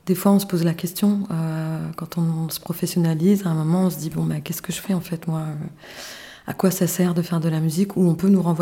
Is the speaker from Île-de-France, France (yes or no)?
yes; Paris, Île-de-France, France; now in south of France; qui suis arrivée en fait dans le sud, parce que je venais plutôt du nord, je venais de Paris